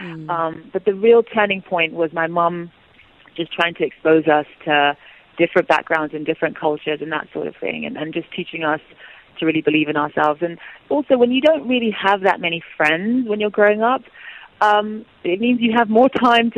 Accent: Nigeria; And obviously, being Igbo, being Nigerian, she didn't want us to just be raised in the Western world and not know who we were.

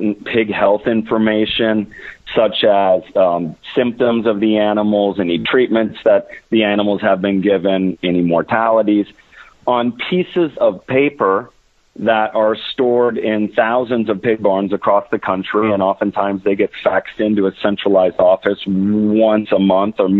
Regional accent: Orange City, Iowa, United States; born or raised there

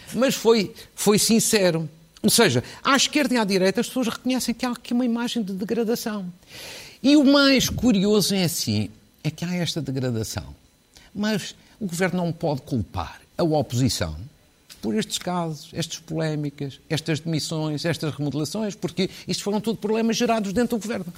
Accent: Fafe, Norte, Portugal; que é de Faf, da minha terra

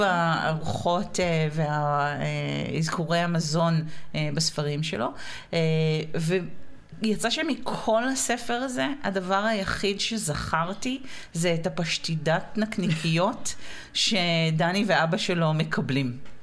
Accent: Israel; לנו כישראלים אה, ודוברי עברית

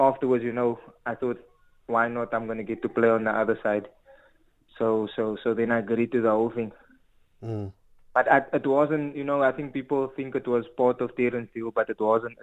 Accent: Cape Town, Western Cape, South Africa; we both come from the same area. We're from Athlone

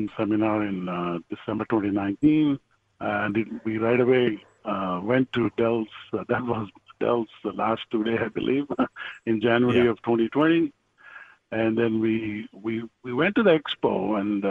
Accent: India; moved away as an adult; now in Houston, United States; I'm originally from India, and I came here for my studies

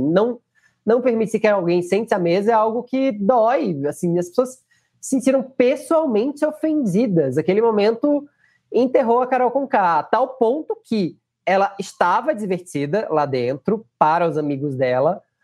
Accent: Northeast Region, Brazil; eu sou nordestino

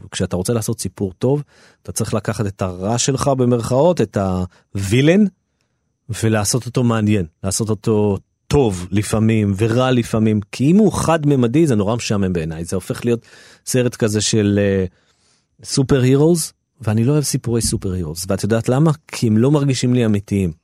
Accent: Jerusalem, Jerusalem District, Israel; כי אני נולדתי שם וגדלתי שם וזה היה הבית שלי

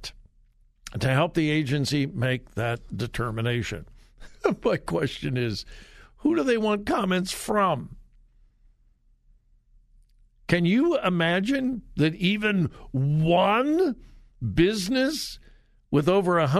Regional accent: Southern California, United States; moved away; I'm from Southern California. It's been many, many years ago

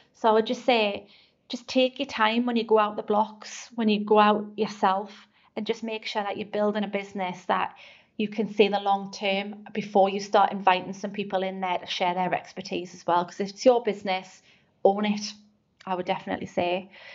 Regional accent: North East England, United Kingdom; accent: Geordie; I'm proud to be from the northeast. I've never tried to change my accent.

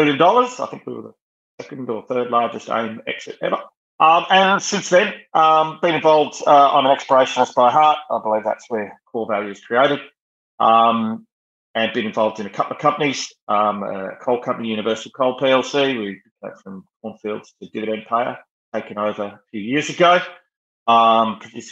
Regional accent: Western Australia, Australia; accent: Australian; moved away as an adult; now in United Kingdom; Growing up in Western Australia

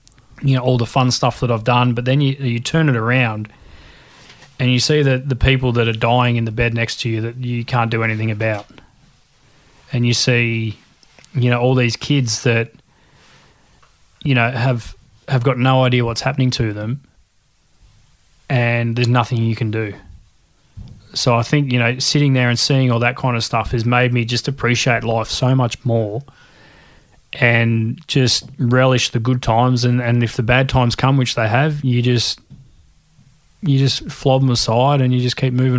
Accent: Shepparton, Victoria, Australia; And I think growing up in Shep with all my mates and stuff around the golf course and mates at school

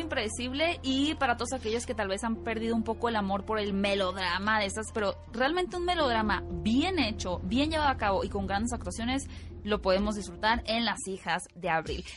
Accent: Mexico

